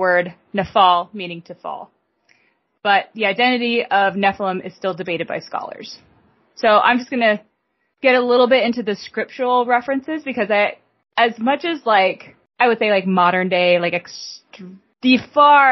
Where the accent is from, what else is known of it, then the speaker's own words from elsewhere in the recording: United States; I'm that American